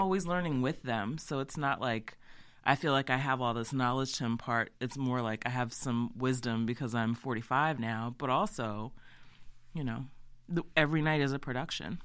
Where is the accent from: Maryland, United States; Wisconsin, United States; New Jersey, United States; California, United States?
Maryland, United States; Easton; also born or lived in Salisbury, Maryland / Baltimore, Maryland; my family's from there. I'm from there. I grew up in Easton